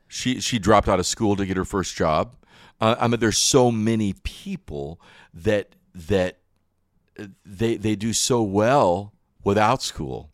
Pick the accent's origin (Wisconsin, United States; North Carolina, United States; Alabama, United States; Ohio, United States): North Carolina, United States; Wilkesboro; also born or lived in Michigan; I was born in Wilkesboro, right here in North Carolina